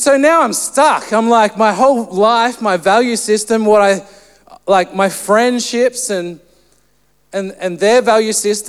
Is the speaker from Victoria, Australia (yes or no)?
no; Central Coast, New South Wales, Australia; I grew up on the Central Coast